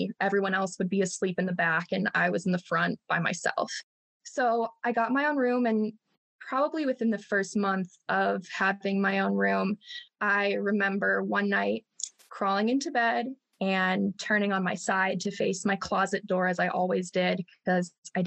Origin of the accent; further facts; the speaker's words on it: Chicago, Illinois, United States; I'm from Northwest Chicago. And I grew up on 3 acres with my 3 sisters